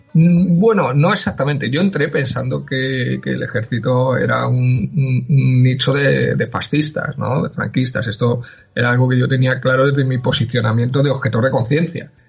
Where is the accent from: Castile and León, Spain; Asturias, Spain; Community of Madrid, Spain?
Community of Madrid, Spain; Madrid; yo eh, nací en Madrid, soy, soy madrileño eh, de toda la vida